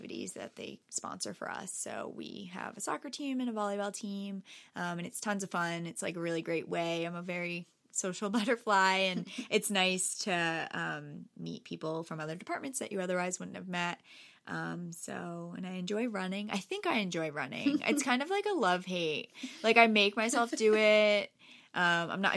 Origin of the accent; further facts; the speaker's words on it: Norwalk, Connecticut, United States; I grew up right here in Norwalk